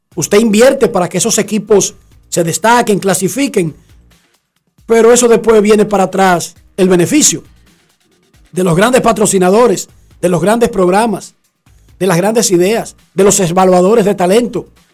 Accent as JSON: {"language": "Spanish", "country": "Dominican Republic"}